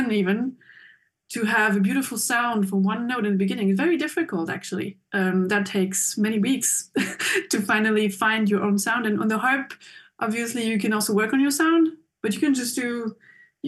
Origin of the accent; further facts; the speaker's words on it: Geneva, Switzerland; moved away as an adult; now in Basel, Switzerland; I grew up in Geneva, Switzerland